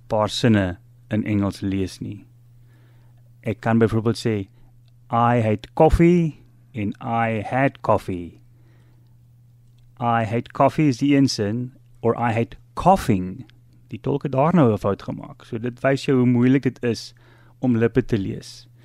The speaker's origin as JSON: {"language": "Afrikaans", "country": "Zambia", "tie": "born there", "said": "Uh ek is doof gebore in Zambië amper 60 jaar terug in 'n gemeenskap waar malaria baie baie uh, oral was."}